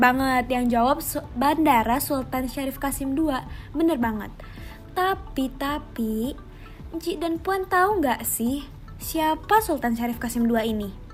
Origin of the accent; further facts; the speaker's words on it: Riau, Indonesia; tradisi adat di daerah aku mas, yaitu di daerah Riau